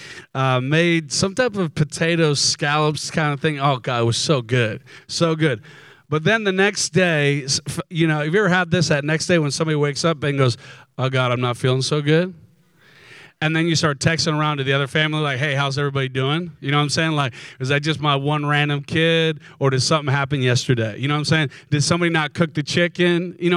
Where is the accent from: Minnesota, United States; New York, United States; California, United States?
Minnesota, United States; now in San Diego, United States; I'm originally from Minnesota